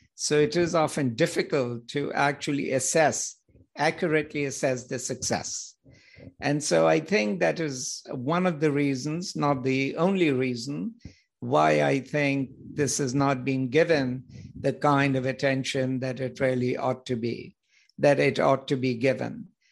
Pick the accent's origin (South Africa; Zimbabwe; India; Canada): India; moved away as an adult; also born or lived in United Kingdom / United States; So originally I'm from India